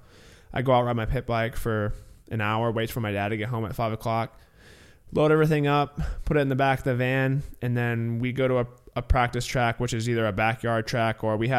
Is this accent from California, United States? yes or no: yes; California, United States; because I definitely didn't have the normal growing up in California.